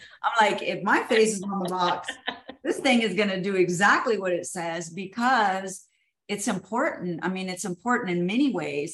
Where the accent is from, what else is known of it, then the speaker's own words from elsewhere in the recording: Houston, Texas, United States; I was born and raised in Houston